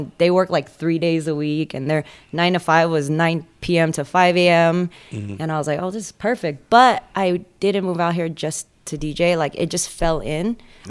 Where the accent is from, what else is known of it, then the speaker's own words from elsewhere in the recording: the Bay Area, California, United States; moved away as an adult; now in Las Vegas, United States; I'm from Cali. All over California, actually. I grew up in the Bay Area, and then I went down to Southern California before moving to Vegas.